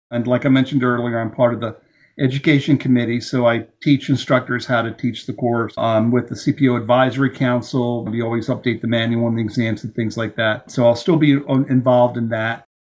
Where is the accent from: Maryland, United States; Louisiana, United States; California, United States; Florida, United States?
Maryland, United States; I'm from Maryland. I live and breathe Old Bay seasoning. It's in my blood.